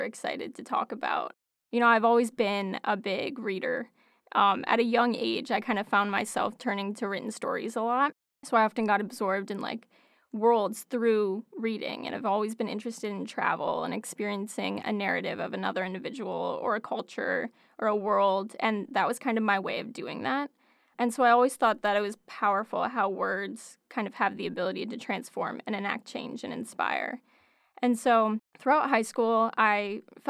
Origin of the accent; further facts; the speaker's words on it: Ithaca, New York, United States; now I'm back in my hometown, and I found the perfect opportunity at Cornell